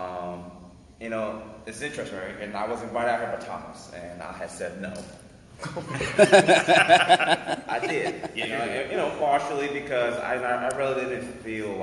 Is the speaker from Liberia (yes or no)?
yes; Liberia; moved away; also born or lived in Minnesota; We're both from Liberia, and we met in Minnesota